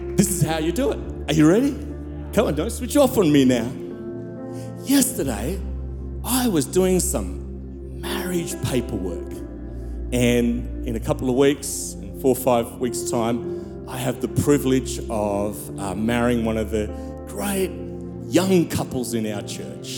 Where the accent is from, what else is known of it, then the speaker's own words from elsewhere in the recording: South Africa; I'm from South Africa.